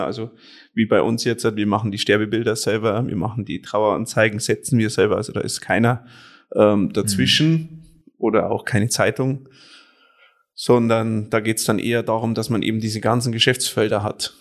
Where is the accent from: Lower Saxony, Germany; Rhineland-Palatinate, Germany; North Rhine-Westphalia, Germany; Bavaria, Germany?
Bavaria, Germany; Penting; gebürtig komme ich aus äh, Penting